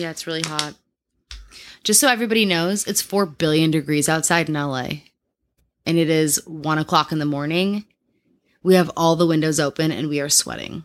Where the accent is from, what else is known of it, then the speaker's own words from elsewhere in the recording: Midwest, United States; I grew up in the Midwest